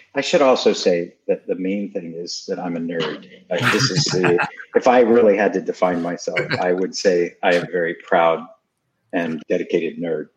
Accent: Houston, Texas, United States; moved away as an adult; also born or lived in New York City / Massachusetts; I grew up to the extent that I grew up in Houston, Texas.

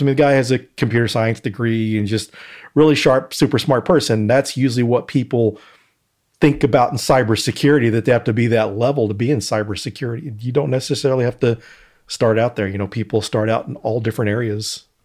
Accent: Denton, Texas, United States; my hometown of Denton, Texas.

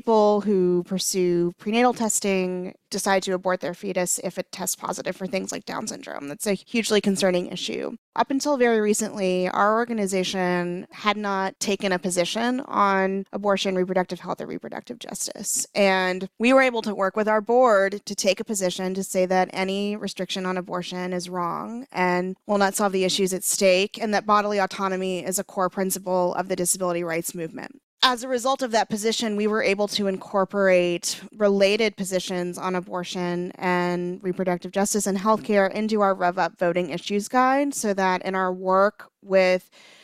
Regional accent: Louisiana, United States; moved away; I'm from Louisiana.

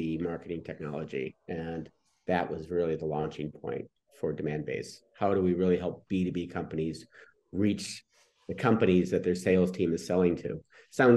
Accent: Detroit, Michigan, United States; I grew up in Detroit

